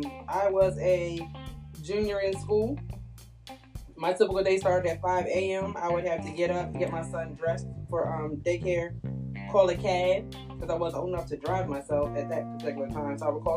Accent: Long Island, New York, United States; now in Salisbury, United States; I'm from Salisbury, originally from Long Island, New York. My accent is gone

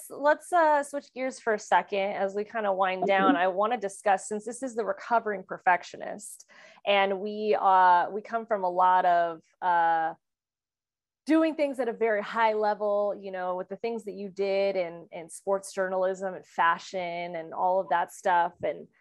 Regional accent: Kansas City, Missouri, United States; also born or lived in France / California / Las Vegas; had already moved internationally when I was 2 years old from France to the United States. And then I grew up in Kansas City and moved to California and then moved to Las Vegas.

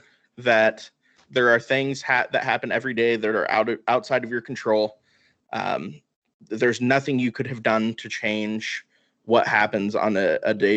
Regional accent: Missoula, Montana, United States; I'm from Missoula, Montana. Our minor league baseball team is the Missoula Paddleheads

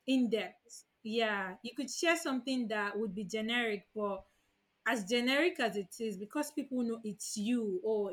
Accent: Nigeria; young Nigerian Muslim women

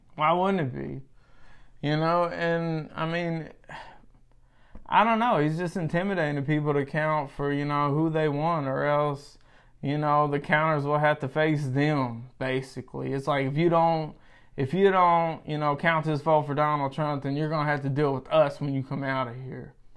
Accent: United States; as an American

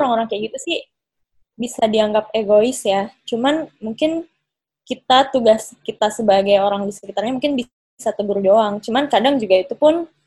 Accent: Makassar, South Sulawesi, Indonesia; sekarang kan di kota aku, kebetulan pas sekarang lagi di Makassar

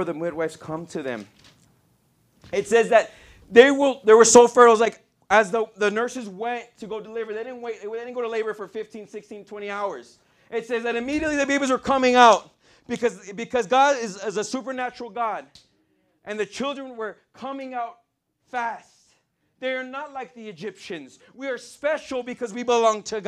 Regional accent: El Paso, Texas, United States; moved away; I'm from El Paso, Texas, if you guys don't know. I grew up in the hood

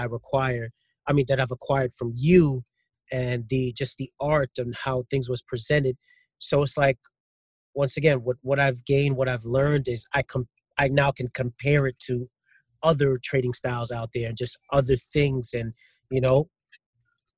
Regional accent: New York City, New York, United States; also born or lived in Queens, New York; I grew up in Brooklyn, but I just moved to Queens actually not too long ago

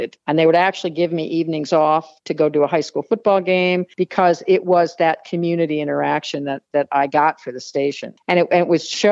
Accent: New Jersey, United States; moved away as an adult; also born or lived in Georgia / Rochester, New York / Phoenix, Arizona / Bristol, Connecticut; I grew up in New Jersey, outside of New York City.

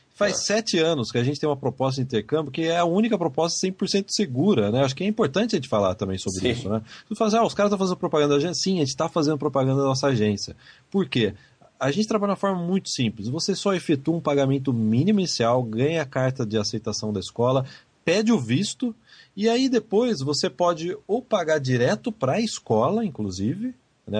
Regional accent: Brazil; o meu ouvido é muito brasileiro

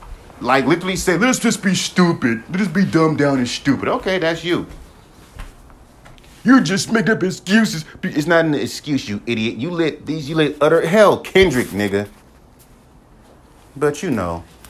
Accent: West Coast, United States; Yeah, I'm from the West Coast, but how the fuck do you know that I grew up in the South?

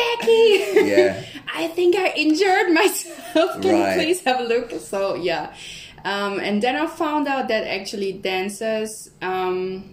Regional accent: Innsbruck, Tyrol, Austria; I'm from Innsbruck, Tyrol. So that's like in the west end of Austria.

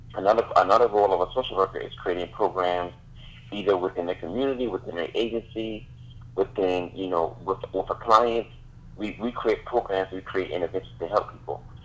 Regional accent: Charleston, South Carolina, United States; now in Charlotte, United States; I'm from Charleston, South Carolina. Right now, I'm living in Charlotte, North Carolina

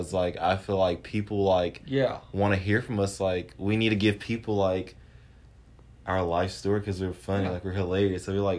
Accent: Clinton, Mississippi, United States; moved away as an adult; now in Starkville, United States; So I'm from Clinton, Mississippi, and it's about 2.5 hours away from Starkville

